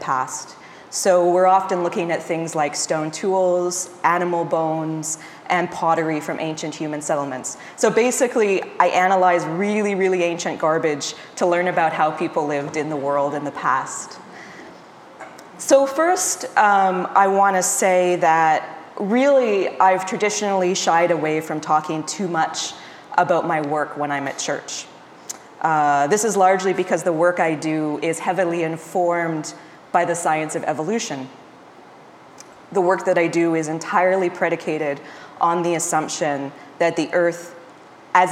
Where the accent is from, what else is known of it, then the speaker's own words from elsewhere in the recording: Nova Scotia, Canada; also born or lived in Montreal, Canada / Arizona, United States / California, United States; now in Peterborough, Canada; I grew up in Nova Scotia